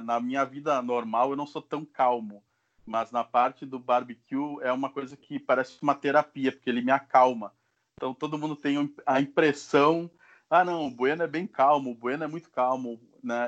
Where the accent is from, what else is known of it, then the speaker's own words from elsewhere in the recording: Caxias do Sul, Rio Grande do Sul, Brazil; eu sou de Caxias do Sul, no Rio Grande do Sul